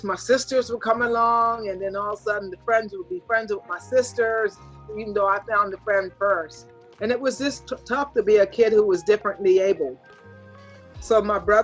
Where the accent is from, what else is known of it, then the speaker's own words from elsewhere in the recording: York, Pennsylvania, United States; York College, Pennsylvania. It's a college in my hometown